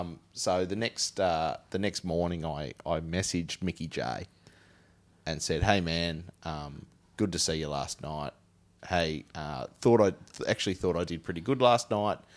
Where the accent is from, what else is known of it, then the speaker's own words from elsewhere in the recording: Huon Valley, Tasmania, Australia; accent: Tasmanian; I'm from the Huon Valley.